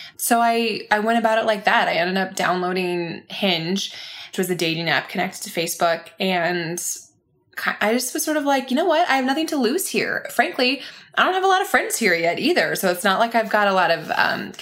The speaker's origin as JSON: {"language": "English", "town": "Grand Rapids", "region": "Michigan", "country": "United States", "tie": "born or raised there", "moved": "as an adult", "lives_now": "Nashville, United States", "said": "my hometown in Grand Rapids, Michigan"}